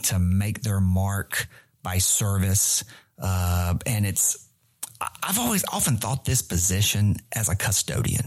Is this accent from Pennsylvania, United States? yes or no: no; Randolph County, North Carolina, United States; now in Charlotte, United States; I'm a redneck from Randolph County, man, right? You kidding me? I didn't grow up in a big urban city center